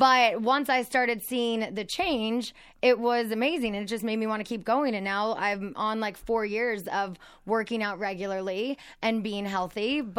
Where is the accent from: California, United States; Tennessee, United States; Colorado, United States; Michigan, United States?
California, United States; Azusa; Azusa, just east of Pasadena. So like San Gabriel Valley.